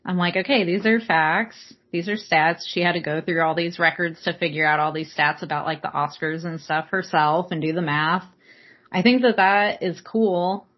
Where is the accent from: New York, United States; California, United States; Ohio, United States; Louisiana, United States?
California, United States; Southern; I'm from Southern California